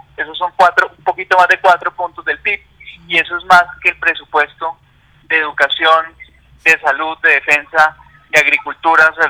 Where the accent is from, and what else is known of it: Colombia